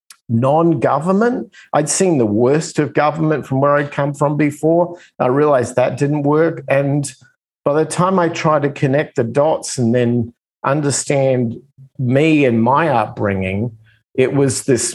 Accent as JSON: {"language": "English", "country": "Australia", "tie": "born or raised there", "moved": "as an adult", "lives_now": "United States", "said": "I come from Australia. I come from the other side of the planet"}